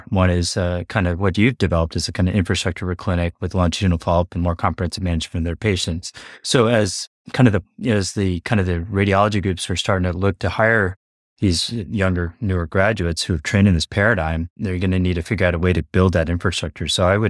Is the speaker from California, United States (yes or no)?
no; Florida, United States; also born or lived in Halifax, England / Kentucky / New York / New Jersey; So I grew up, I was born in Halifax, England, then came to Kentucky, and then New York, New Jersey for a few years, went through kind of like elementary school there. Then Florida for most of my life.